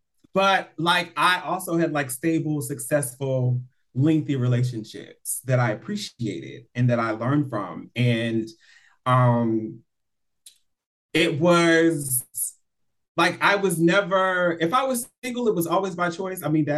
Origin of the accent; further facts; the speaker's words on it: Atlanta, Georgia, United States; now in Los Angeles, United States; I'm originally from Atlanta, but I've been in LA for 9 years.